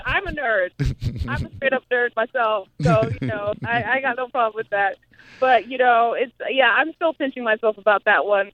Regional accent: Zimbabwe; also born or lived in Grinnell, Iowa, United States; now in United States; I grew up in Zimbabwe

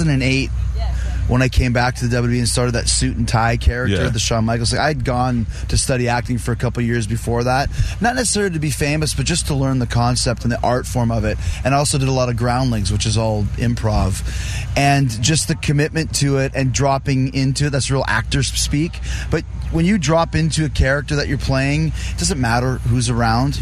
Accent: Canada; moved away; I'm from Canada. I'm from the North.

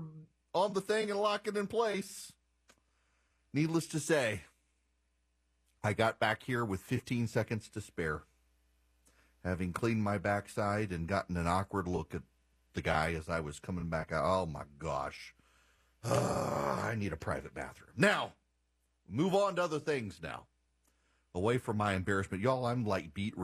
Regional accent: Louisiana, United States; I'm from Louisiana. It's great to be on the radio in my home state

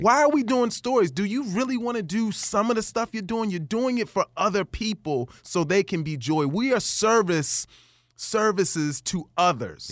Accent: Baltimore, Maryland, United States; I grew up in Baltimore, Maryland

